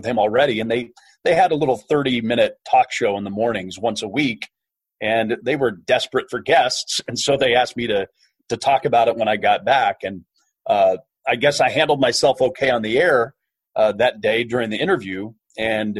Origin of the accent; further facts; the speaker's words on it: Kansas, United States; moved away as an adult; I grew up in a small town in Kansas